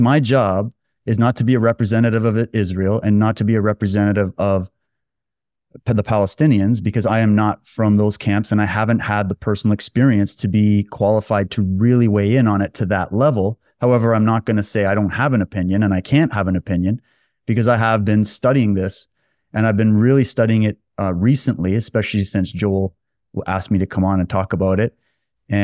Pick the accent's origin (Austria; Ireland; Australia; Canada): Canada; I'm not a Jewish person. I'm not a Muslim person. I'm just a Canadian guy born and raised here.